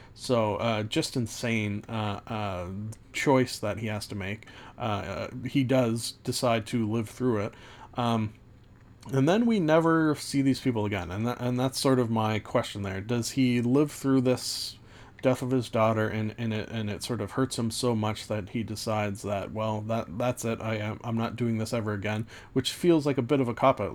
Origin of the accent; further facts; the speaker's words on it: Canada; also born or lived in Ontario; being Canadian in a small town